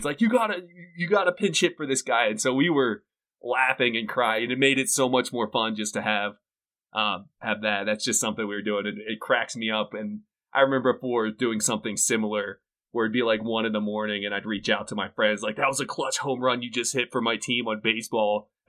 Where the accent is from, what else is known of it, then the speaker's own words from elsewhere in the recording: Pittsburgh, Pennsylvania, United States; now in New Mexico, United States; I'm originally from Pittsburgh, but now I'm down in New Mexico.